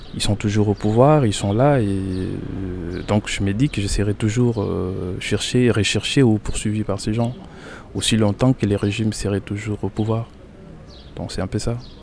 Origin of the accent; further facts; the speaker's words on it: Kinshasa, DR Congo; moved away as an adult; now in Poitiers, France; je suis né à Kinshasa